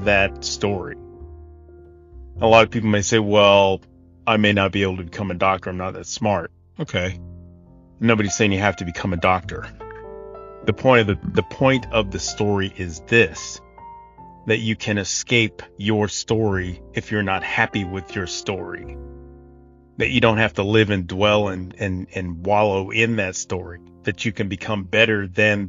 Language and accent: English; United States; I was born in America, a true land of opportunity for anyone of any color or background.